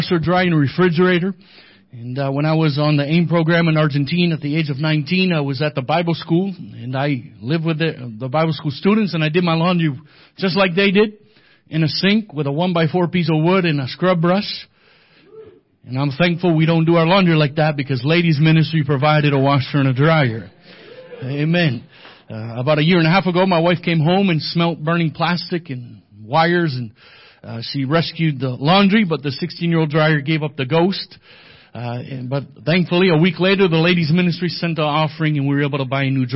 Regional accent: New Hampshire, United States; moved away as an adult; also born or lived in Louisiana; now in Bolivia; I was born and raised in New Hampshire

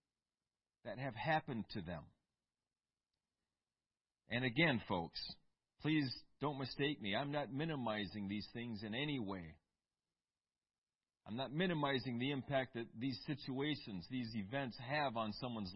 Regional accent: Eau Claire, Wisconsin, United States; I grew up in Eau Claire, Wisconsin

